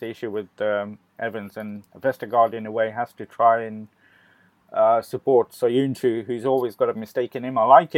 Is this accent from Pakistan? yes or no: no; India; You know, it's being an Indian football supporter and trying to live the dream that's not coming true anyway, soon anyway.